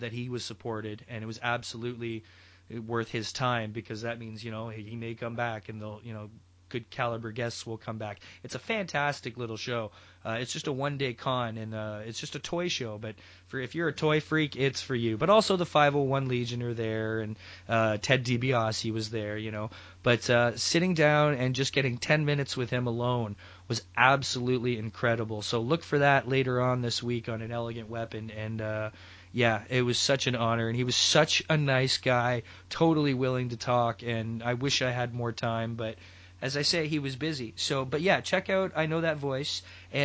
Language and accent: English; Mississauga, Ontario, Canada; my hometown of Mississauga, Ontario